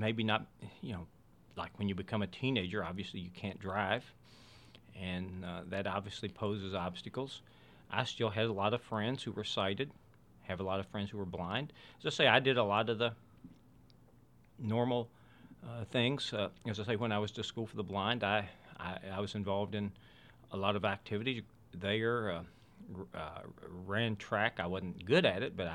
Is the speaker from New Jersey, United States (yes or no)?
no; West Virginia, United States; I grew up in West Virginia